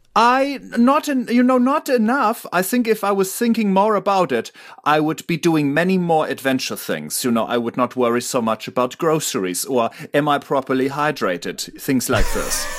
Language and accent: English; Germany; I am a German citizen